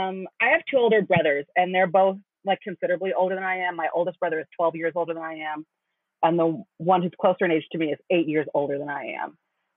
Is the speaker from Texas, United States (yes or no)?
no; San Pedro, California, United States; In San Pedro, California. So for those who don't know, most people don't know, San Pedro is a super small suburb of Los Angeles.